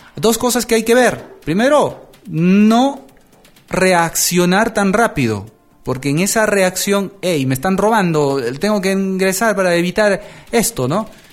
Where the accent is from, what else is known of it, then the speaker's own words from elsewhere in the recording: Peru; aquí en mi país, Perú